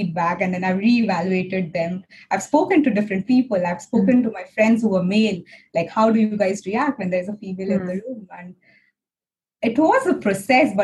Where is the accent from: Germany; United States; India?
India; Being an Indian woman in a white industry